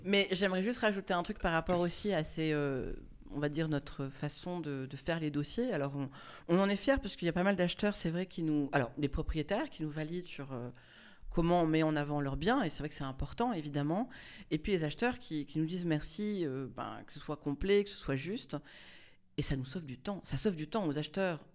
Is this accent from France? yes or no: no; Monaco; je suis née à Monaco